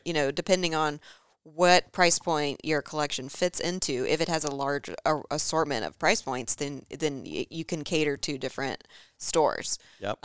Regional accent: Charlotte, North Carolina, United States; growing up in Charlotte. I feel like it's a Charlotte family.

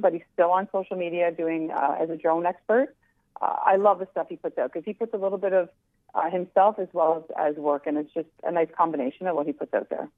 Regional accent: Canada; We're Canadian

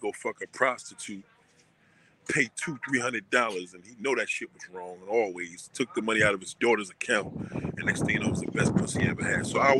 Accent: Brooklyn, New York, United States; I'm a masculine man. I'm from Brooklyn Heights.

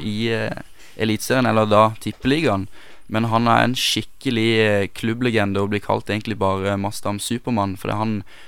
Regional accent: Sørlandet, Norway; meg som sørlending

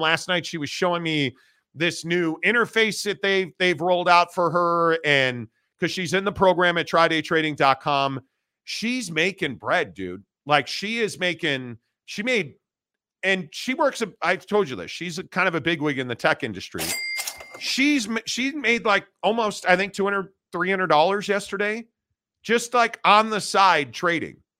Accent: Northbrook, Illinois, United States; I grew up in Northbrook, northern suburbs of, uh, Chicago

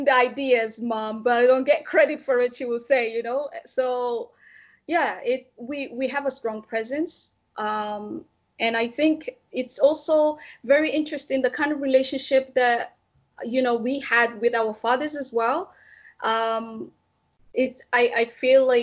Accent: Djibouti; I grew up in Djibouti

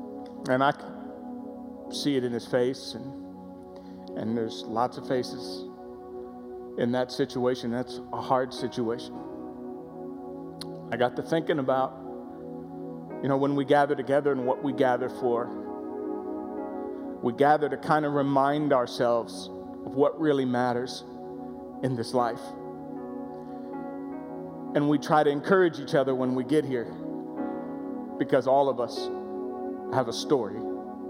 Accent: Florida, United States; I grew up in Florida

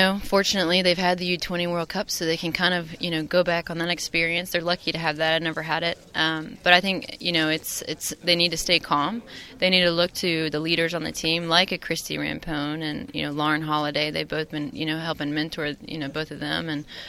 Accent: United States; Finally, the real soccer culture is in America, and the wonderful thing about being American is you have both men and women that are really good at the sport.

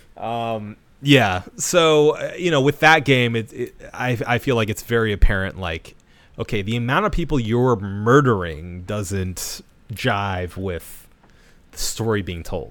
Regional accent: United States; I'll speak as an American male

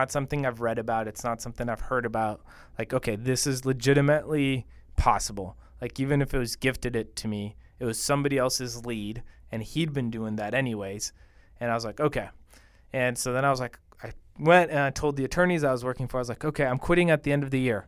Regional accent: Bogota, Bogotá Capital District, Colombia; born or raised there; moved away

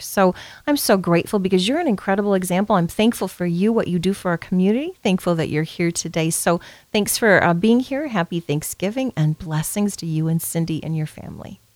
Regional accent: Benson, United States; we're from Benson

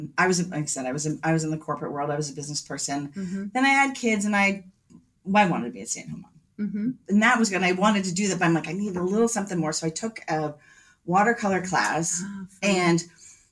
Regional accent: Connecticut, United States; also born or lived in Long Island, New York; now in Northampton, United States; I was born on Long Island, but moved to Connecticut. And so I am a New Englander

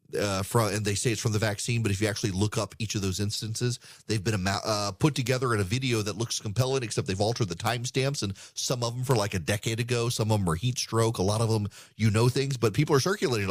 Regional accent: Louisiana, United States; moved away; my home state of Louisiana

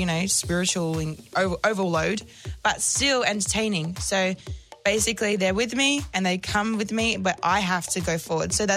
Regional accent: Australia; I'm Aussie?

